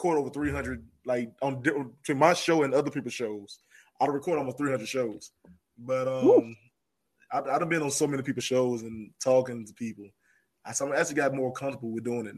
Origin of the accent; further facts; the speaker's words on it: North Carolina, United States; I didn't know I had an accent. I didn't know that. I know I'm from North Carolina, but I didn't know I sound like this right here when I first started. So it really was thick